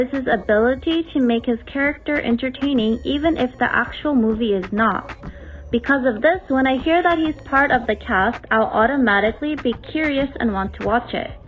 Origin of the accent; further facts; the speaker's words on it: Berkeley, California, United States; I'm from Berkeley, California.